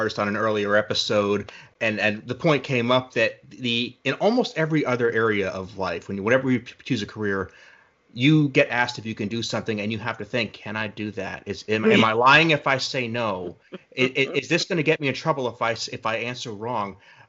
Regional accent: East Coast, United States; now in Oklahoma, United States; I'm originally from the East Coast. I live in Oklahoma now.

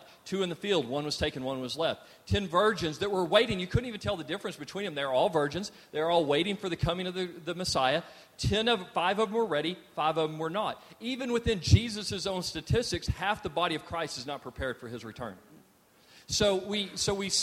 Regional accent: Texas, United States; we're also Texans

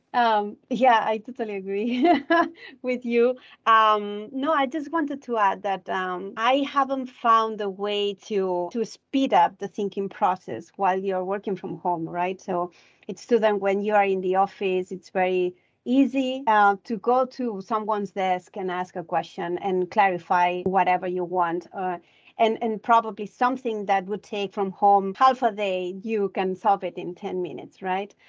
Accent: Barcelona, Catalonia, Spain; moved away; I'm originally from Barcelona

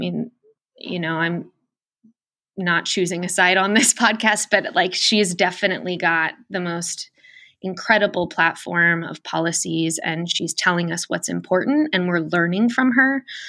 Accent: San Diego, California, United States; now in Columbus, United States; I'm actually from San Diego originally. I was in Darrell Issa's district most of my life.

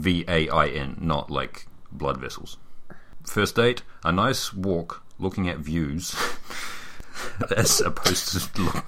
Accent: near Mount Maunganui, Bay of Plenty, New Zealand; That's where we're from, almost.

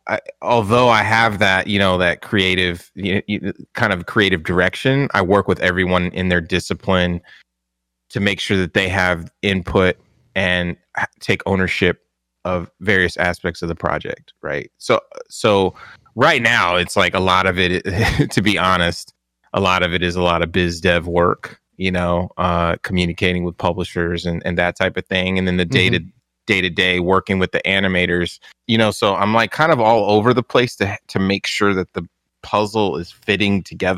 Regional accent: San Diego, California, United States; I came from San Diego, moved to the Bay Area for this IGN, this whole IGN experience.

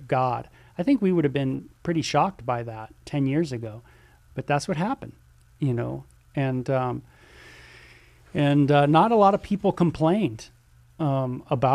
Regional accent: Southern California, United States; I'm from Southern California

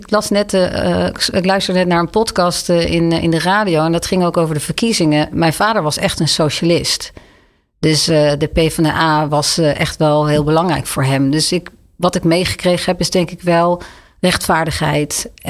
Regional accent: Leiden, South Holland, Netherlands; moved away as an adult; also born or lived in Oegstgeest; now in Amsterdam, Netherlands; In Leiden.

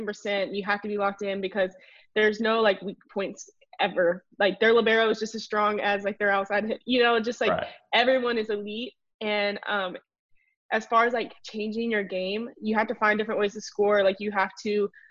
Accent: Bay Minette, Alabama, United States; moved away as an adult; I'm from South Alabama. About 5 hours away, Baymanette

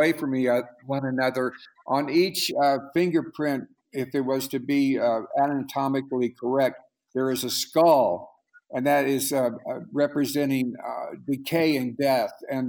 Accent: Oklahoma, United States; I was born and raised in Oklahoma

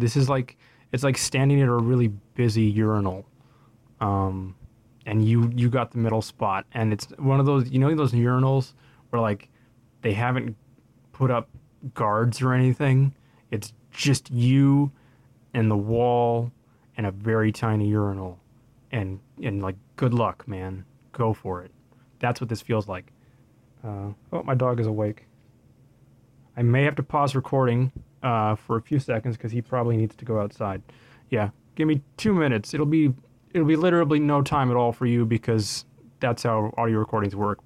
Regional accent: Winnipeg, Manitoba, Canada; born and raised in Winnipeg, Manitoba, continues to live in Winnipeg, Manitoba till this day

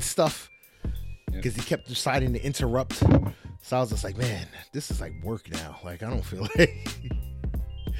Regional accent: New Jersey, United States; I'm from Jersey

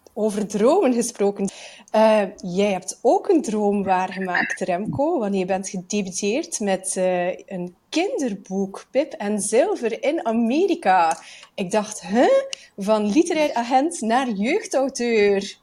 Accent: Bruges, Flanders, Belgium; als Vlaming

